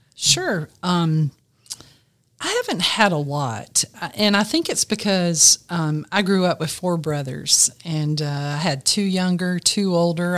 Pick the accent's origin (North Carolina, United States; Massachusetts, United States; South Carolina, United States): South Carolina, United States; Greenville; I grew up in Greenville, South Carolina, I've lived in this area all my life